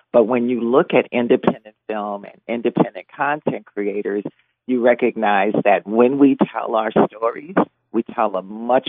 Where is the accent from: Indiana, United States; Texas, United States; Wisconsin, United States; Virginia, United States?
Indiana, United States; Gary; moved away as an adult; also born or lived in West Lafayette, Indiana; now in Seattle, United States; Right now I live in Seattle, Washington. But I grew up in Gary, and I graduated from Emerson High School, and then I went to Purdue University down at the West Lafayette campus. So Gary is my home